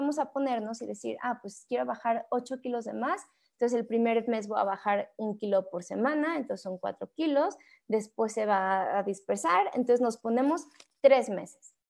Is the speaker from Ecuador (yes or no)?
no; Mexico; como mexicanos